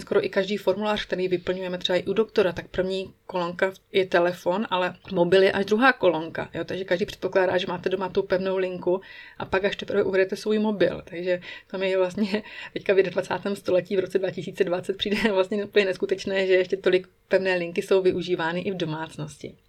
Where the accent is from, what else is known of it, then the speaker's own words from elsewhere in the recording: Moravia, Czechia; moved away as an adult; now in Switzerland; u nás na Moravě